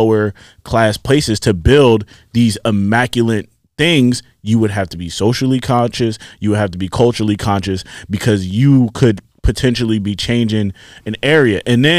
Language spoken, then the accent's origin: English; Nigeria; I'm Nigerian, that would explain why my eyes always red.